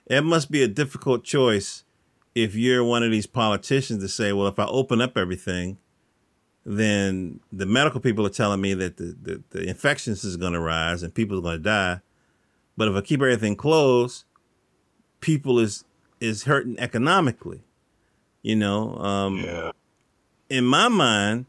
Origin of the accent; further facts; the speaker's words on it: the South, United States; I'm from the South